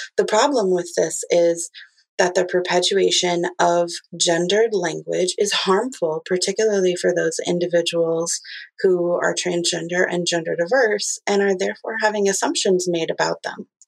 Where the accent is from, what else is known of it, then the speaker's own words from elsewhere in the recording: Midwest, United States; I'm from the Midwest